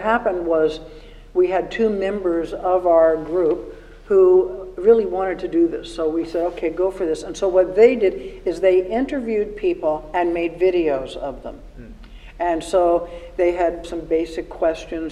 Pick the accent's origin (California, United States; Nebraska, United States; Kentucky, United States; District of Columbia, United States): District of Columbia, United States; Washington; moved away; I grew up in Washington, D.C., went to the Smithsonian every grade one, grade two, grade three